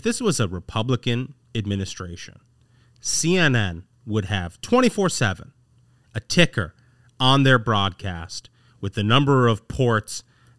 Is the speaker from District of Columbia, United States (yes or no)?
no; Indiana, United States; I'm from Indiana